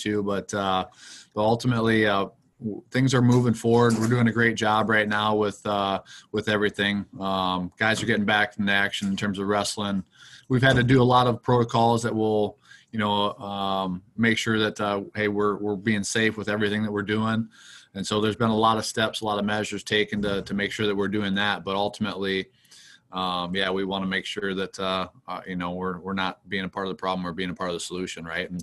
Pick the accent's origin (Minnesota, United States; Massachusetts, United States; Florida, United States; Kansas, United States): Minnesota, United States; Mapleton; moved away as an adult; also born or lived in Iowa / Chaska, Minnesota; now in West Point, United States; I grew up in Minnesota, about an hour from